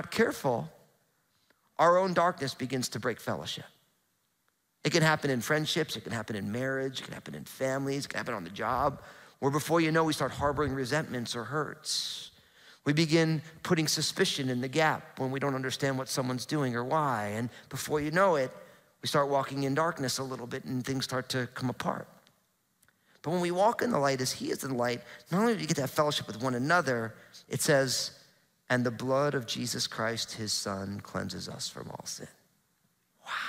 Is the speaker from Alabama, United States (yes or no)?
no; New Jersey, United States; now in Pacific Northwest, United States; growing up in New Jersey, super hot, humid summers